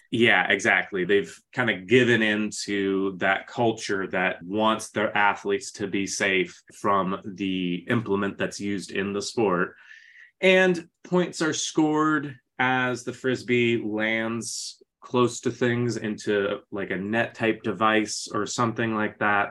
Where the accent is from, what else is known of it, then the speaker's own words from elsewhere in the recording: Phoenix, Arizona, United States; I'm from Phoenix